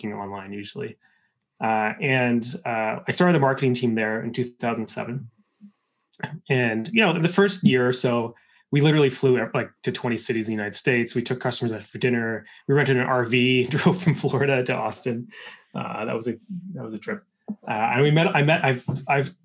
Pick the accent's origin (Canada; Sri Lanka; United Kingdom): Canada; I'm Canadian